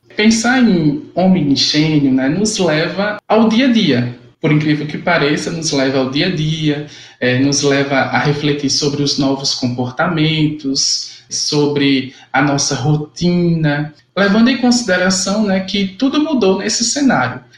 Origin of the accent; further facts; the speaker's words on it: João Pessoa, Paraíba, Brazil; now in Sapé, Brazil; Sou natural de João Pessoa, Paraíba, e atualmente eu resido em Sapé